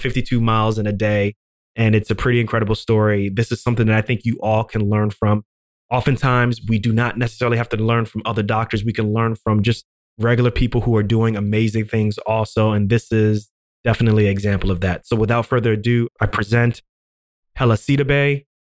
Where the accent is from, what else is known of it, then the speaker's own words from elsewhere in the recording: Ghana; I'm from Ghana